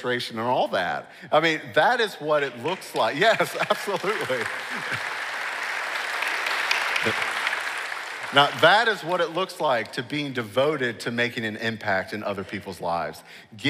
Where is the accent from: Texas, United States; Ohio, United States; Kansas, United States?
Ohio, United States; Cincinnati; moved away as an adult; also born or lived in New York City; I grew up here in Cincinnati